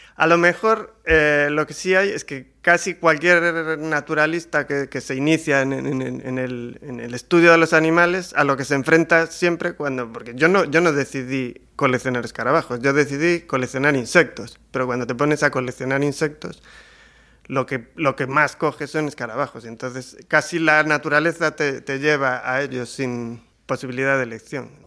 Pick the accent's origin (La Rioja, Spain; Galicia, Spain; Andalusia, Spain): Galicia, Spain; ya que somos gallegos